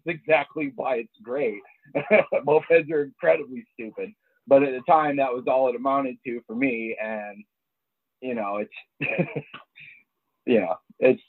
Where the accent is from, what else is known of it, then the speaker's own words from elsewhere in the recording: Ypsilanti, Michigan, United States; I'm from Ypsilanti, Michigan